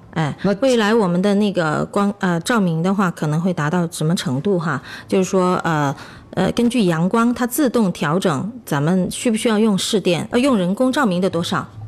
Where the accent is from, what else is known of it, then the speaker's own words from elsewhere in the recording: Chongqing, China; 咱们重庆这边不是阴天吗